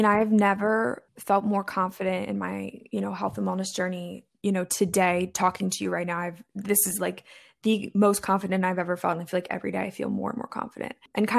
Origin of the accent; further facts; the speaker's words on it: East Coast, United States; I went to college in the Midwest. I'm from the East Coast of the States.